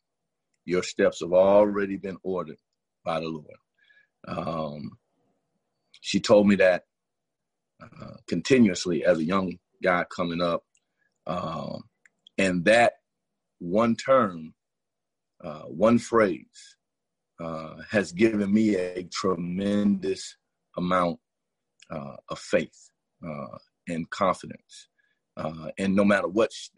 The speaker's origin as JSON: {"language": "English", "town": "Miami", "region": "Florida", "country": "United States", "tie": "born or raised there", "said": "I'm born and raised in Miami, Florida, Carroll City, Opa-locka, Liberty City"}